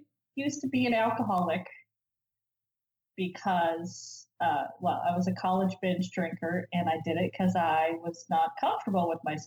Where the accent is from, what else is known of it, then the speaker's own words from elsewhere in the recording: Idaho, United States; I grew up in Idaho